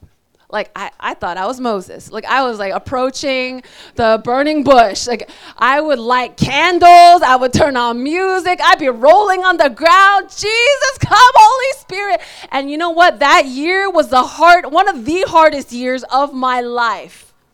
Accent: South Korea; born there; also born or lived in United States; So it's funny, I was born in Korea, lived in America, got saved in Mexico.

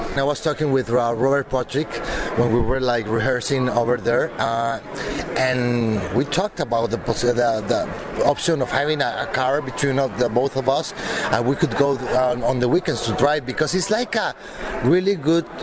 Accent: Mexico; moved away; I'm from Mexico

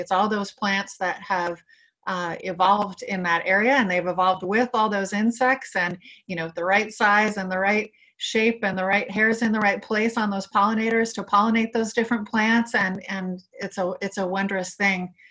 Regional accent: Lompoc, California, United States; I grew up in Lompoc, which is in northern Santa Barbara County, a kind of rural community.

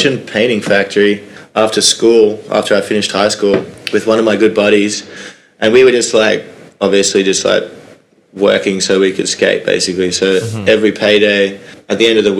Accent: Sunshine Coast, Queensland, Australia; moved away; I just grew up in like a beach town in Queensland in a place called the Sunshine Coast

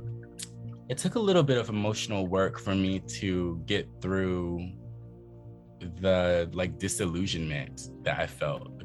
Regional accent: the South, United States; moved away; also born or lived in Philadelphia, Pennsylvania; being a Southerner

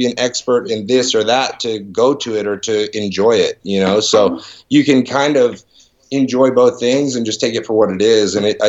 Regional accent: Van Nuys, California, United States; born there; also born or lived in Florida; And I was born in Van Nuys.

